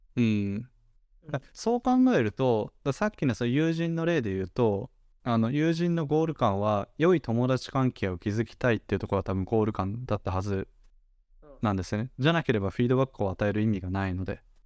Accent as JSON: {"language": "Japanese", "country": "Japan", "tie": "born or raised there"}